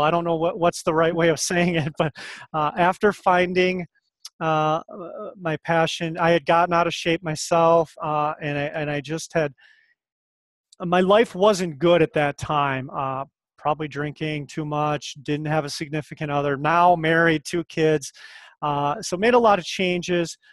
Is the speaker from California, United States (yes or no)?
no; Winona, Minnesota, United States; I'm from Minnesota originally. Uh, I grew up in uh, rural Minnesota, outside of Winona, Minnesota